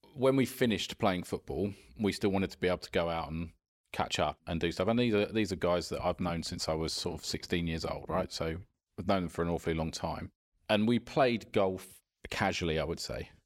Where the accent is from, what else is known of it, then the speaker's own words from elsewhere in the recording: Esher, South East England, United Kingdom; near where I grew up in Esher